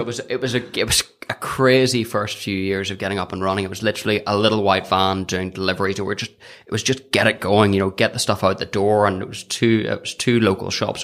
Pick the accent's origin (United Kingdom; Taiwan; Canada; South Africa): United Kingdom; County Down, Northern Ireland; I'm from County Down